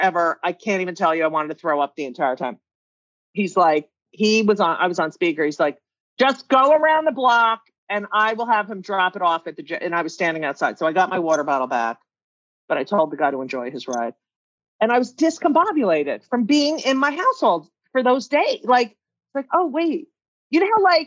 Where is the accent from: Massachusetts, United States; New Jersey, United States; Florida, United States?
New Jersey, United States; I grew up in New Jersey, 27 miles from New York